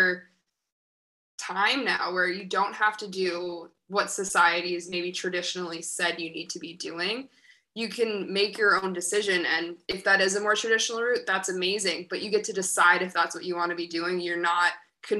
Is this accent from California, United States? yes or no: no; Syracuse, New York, United States; moved away as an adult; also born or lived in Albany, New York / Boston, Massachusetts / Thailand; now in Bali, Indonesia; I'm from Syracuse, New York. So very snowy place, very opposite of what I've been living in for the past several months. So I grew up in Syracuse.